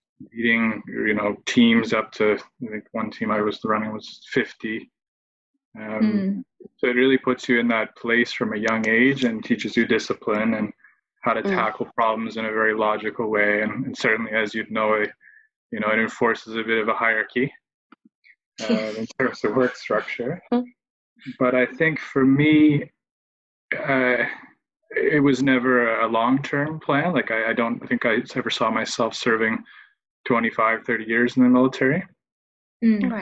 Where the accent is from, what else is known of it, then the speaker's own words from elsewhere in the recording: Halifax, Nova Scotia, Canada; moved away; I'm from Canada. I grew up in Halifax, which is on the East Coast.